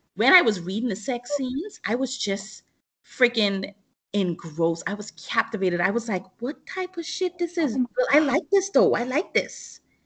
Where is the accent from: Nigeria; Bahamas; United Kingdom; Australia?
Bahamas; growing up in the Bahamas